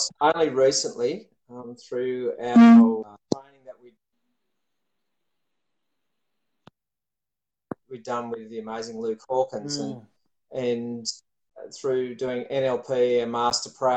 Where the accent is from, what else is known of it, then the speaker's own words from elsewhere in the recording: Sydney, New South Wales, Australia; moved away as an adult; also born or lived in Bowral; now in Wollongong, Australia; I grew up in Sydney, and we moved down to Wollongong not long after our first child was born.